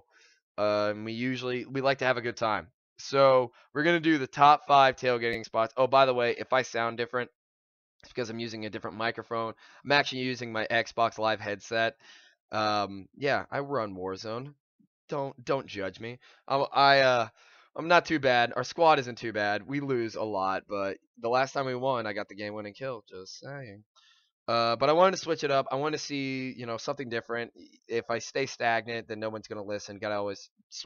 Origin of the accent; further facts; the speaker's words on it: Hamilton, Ohio, United States; also born or lived in Columbus, Ohio / Dublin, Ohio; now in Cincinnati, United States; I was born in Hamilton, Ohio, go Big Blue, and then moved up to Columbus, up near Dublin, Ohio, and then now I go to school down at UC